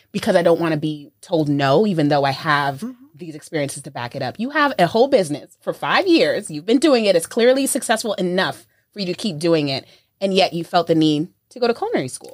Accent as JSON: {"language": "English", "region": "New York", "country": "United States", "said": "I'm from New York"}